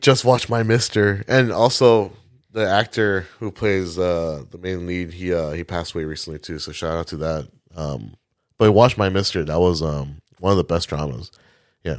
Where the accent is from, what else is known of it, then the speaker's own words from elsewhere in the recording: Milwaukee, Wisconsin, United States; I was born in Milwaukee